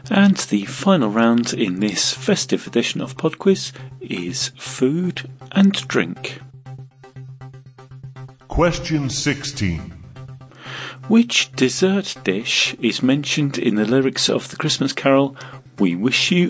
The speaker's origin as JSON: {"language": "English", "region": "England", "country": "United Kingdom", "said": "my parents, I'm, I'm English, so we persevere with all the English traditions"}